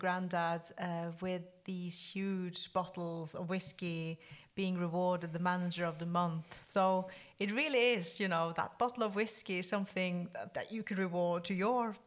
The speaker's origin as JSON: {"language": "English", "country": "Norway", "said": "my home country, Norway"}